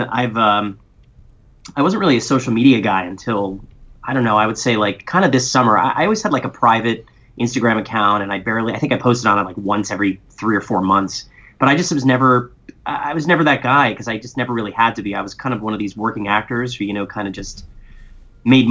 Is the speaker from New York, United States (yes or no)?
yes; New York City, New York, United States; I am born and raised in New York City